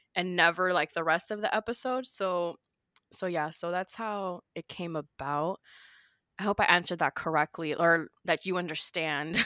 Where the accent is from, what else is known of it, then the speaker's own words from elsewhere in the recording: Miami, Florida, United States; I'm from Miami